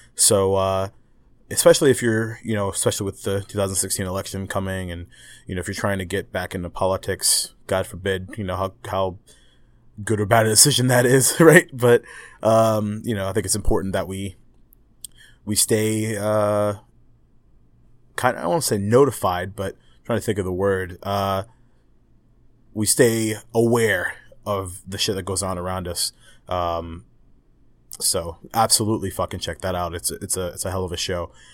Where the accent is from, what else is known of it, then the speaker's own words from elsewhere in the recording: United States; me as an American